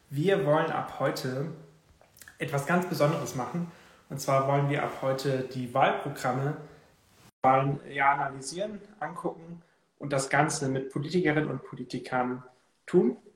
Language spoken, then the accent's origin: German; Baden-Württemberg, Germany; ich komme aus der Nähe von Ravensburg, das kennen vielleicht die ein oder anderen von den Ravensburger Spielen, das ist in der Nähe des Bodensees. Dort bin ich aufgewachsen und lebe heute immer noch da.